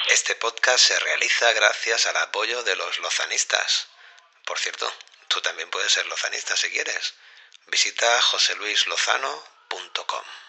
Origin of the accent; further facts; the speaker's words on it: Catalonia, Spain; yo también soy catalán